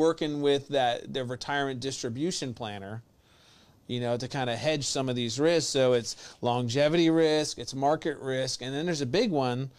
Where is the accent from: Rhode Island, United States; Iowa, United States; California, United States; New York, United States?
New York, United States; now in Florida, United States; I'm from New York